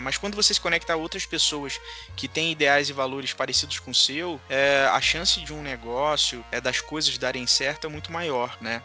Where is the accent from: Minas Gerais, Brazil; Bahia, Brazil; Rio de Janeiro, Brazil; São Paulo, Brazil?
Rio de Janeiro, Brazil; Barra do Piraí; Sou de Barra do Piraí, da região sul fluminense